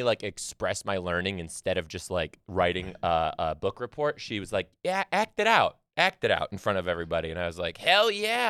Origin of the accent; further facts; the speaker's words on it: Michigan, United States; accent: Michigan; my Michigan accent comes out.